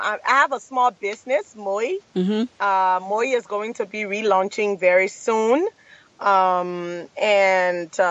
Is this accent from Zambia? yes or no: no; Liberia; I'm from Liberia